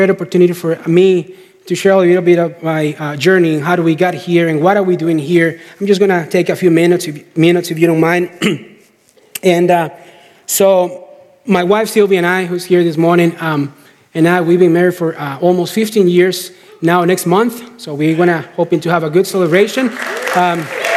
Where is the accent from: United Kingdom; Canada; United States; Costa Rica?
Costa Rica; moved away as an adult; We got back to Costa Rica. We're from Costa Rica.